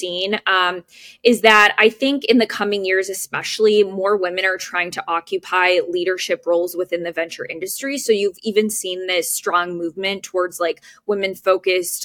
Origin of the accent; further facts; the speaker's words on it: Chicago, Illinois, United States; I was born and raised in the Chicagoland area